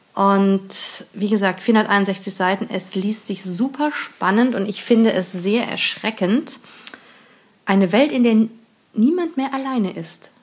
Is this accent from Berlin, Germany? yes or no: no; near Bonn, North Rhine-Westphalia, Germany; in der Nähe von Bonn, haha, wo ich herkomme, gebürtig